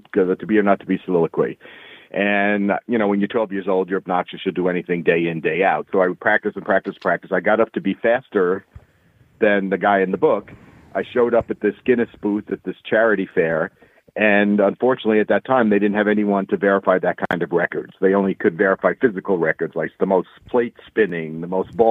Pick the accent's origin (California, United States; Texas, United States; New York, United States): New York, United States; Long Island; when I was 12 years old growing up on Long Island